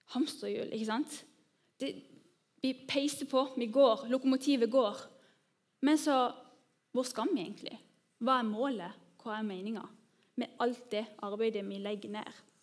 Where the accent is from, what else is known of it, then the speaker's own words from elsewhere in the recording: Norway; oss som nordmenn